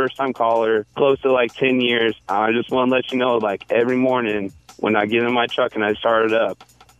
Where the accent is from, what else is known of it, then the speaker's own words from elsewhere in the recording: Colorado Springs, Colorado, United States; They went nationwide, and so I moved back to Colorado Springs, my hometown, And I found you guys on a local radio station